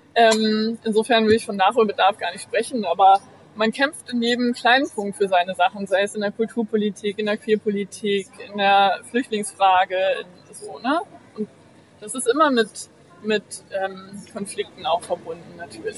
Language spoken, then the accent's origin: German; Bremen, Germany; moved away as an adult; also born or lived in Achim / Uppsala / New York / London; in Bremen aufgewachsen und habe hier ähm, mein Abi gemacht